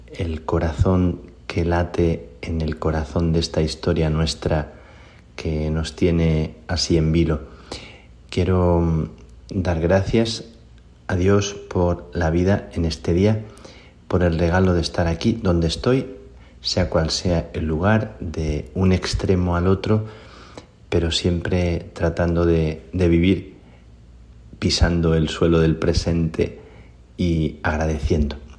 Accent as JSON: {"language": "Spanish", "country": "Spain", "said": "soy español"}